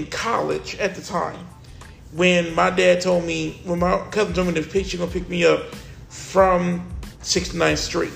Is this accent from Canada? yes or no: no; the South, United States; I'm from the South